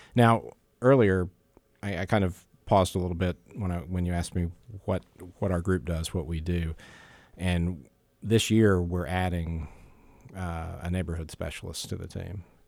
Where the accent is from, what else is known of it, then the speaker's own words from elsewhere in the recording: Jacksonville, Florida, United States; moved away as an adult; also born or lived in south of Tampa, Florida; I grew up in Jacksonville, Florida, which is a much bigger city